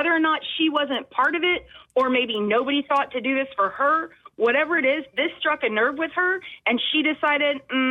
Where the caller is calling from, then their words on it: Goose Creek, South Carolina, United States; I'm calling from Goose Creek.